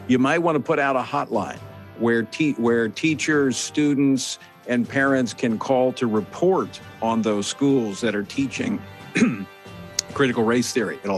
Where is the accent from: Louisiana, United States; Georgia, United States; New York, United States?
Louisiana, United States; we've got them in, in my home state of Louisiana.